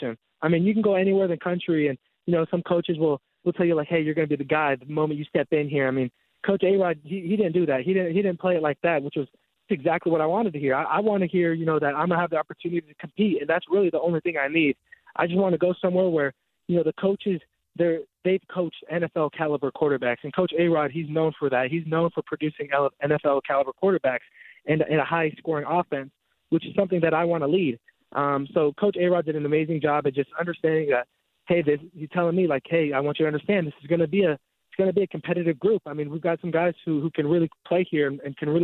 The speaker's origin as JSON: {"language": "English", "town": "Tucson", "region": "Arizona", "country": "United States", "also_born_or_lived": "Kalamazoo, Michigan", "moved": "as an adult", "said": "I am originally from Tucson, Arizona"}